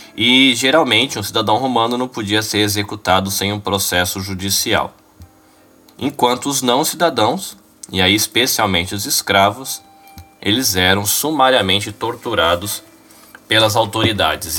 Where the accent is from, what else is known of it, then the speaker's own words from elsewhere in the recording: Brazil; a gente tem algumas dificuldades que a gente enfrenta como brasileiro